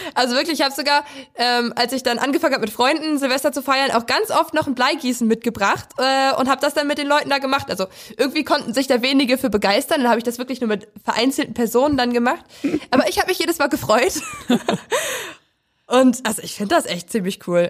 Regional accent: Prignitz, northern Brandenburg, Germany; ich komme aus der Prignitz. Das ist ein Landkreis im Norden Brandenburgs und da komme ich aus so einem Tausend-Seelendorf

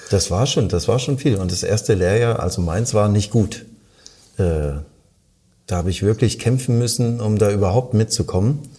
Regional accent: Halle, Saxony-Anhalt, Germany; born there; now in Baden-Baden, Germany; ich komme aus gebürtig aus dem Osten Deutschlands, aus Halle-Saale und bin dann ins äh, 750 Kilometer entfernte Baden-Baden gegangen

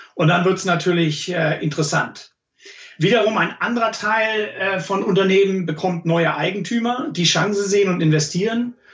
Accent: Germany; moved away as an adult; now in New York, United States; bei uns in Deutschland

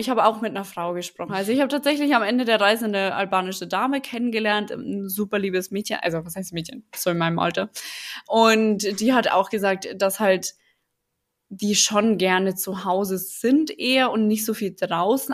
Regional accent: Germany; für mich als Deutsche

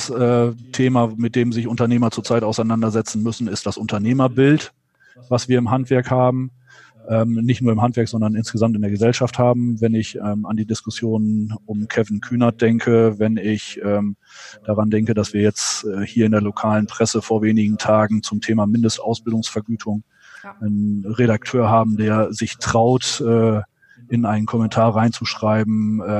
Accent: Lower Saxony, Germany; Und dann kam irgendwann die Möglichkeit, zurück in den Nordwesten, in meine Heimatregion äh, zu wechseln

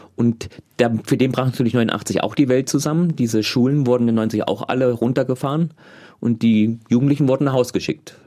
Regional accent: East Germany, Germany

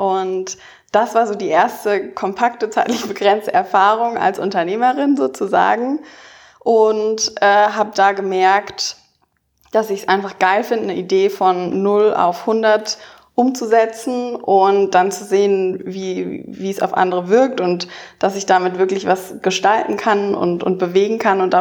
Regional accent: Baden-Württemberg, Germany; ich bin auf dem Dorf aufgewachsen in der Nähe von Stuttgart da war die Junge Union auch die einzige Partei, die es gab.

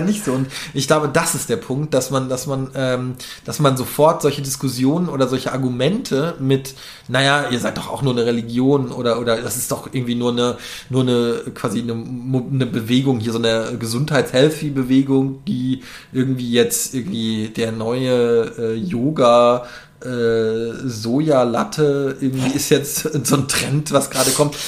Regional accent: North Rhine-Westphalia, Germany; moved away as an adult; now in Berlin, Germany; ich komme aus NRW

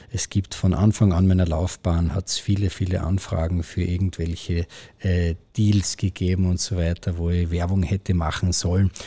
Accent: Austria; bei uns in Österreich ist es ganz selbstverständlich, dass viele Leute irgendwo mal Dirndlkleid oder eine Lederhose im Kasten haben, weil es bei uns einfach wirklich ein, ein Stück halt Kultur ist, das zu uns dazugehört und das uns ausmacht.

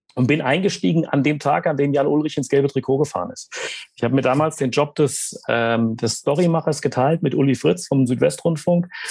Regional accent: Hesse, Germany; was ist die Hessen-Rundfahrt in meinem Heimatland

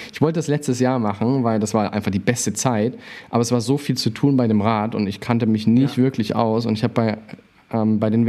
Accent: Unna, North Rhine-Westphalia, Germany; born there; Ich komme ja gebürtig aus Unna

